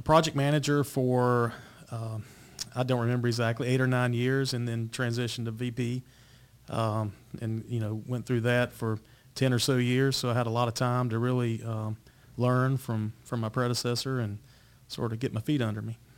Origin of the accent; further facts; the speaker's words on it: Eden, North Carolina, United States; I grew up also in North Carolina, um, little town called Eden, North Carolina, Rockingham County